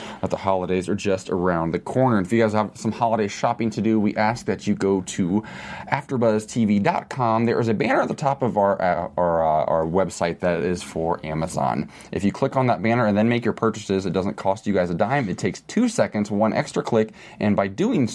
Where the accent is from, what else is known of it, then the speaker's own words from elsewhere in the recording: Midwest, United States; I grew up in a religious community in the Midwest